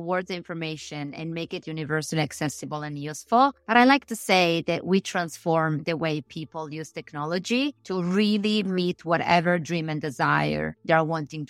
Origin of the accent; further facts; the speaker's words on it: Siniscola, Sardinia, Italy; Siniscola, Sardinia.